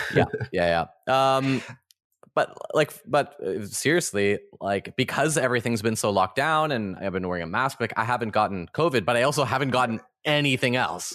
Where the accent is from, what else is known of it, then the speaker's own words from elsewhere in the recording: Canada; I grew up in the Ukrainian Orthodox Church in Canada